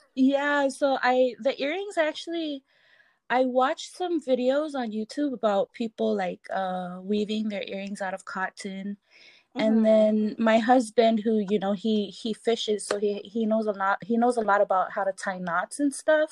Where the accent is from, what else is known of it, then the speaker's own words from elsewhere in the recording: Palau; moved away as an adult; also born or lived in Pohnpei; now in San Francisco, United States; I grew up in Palau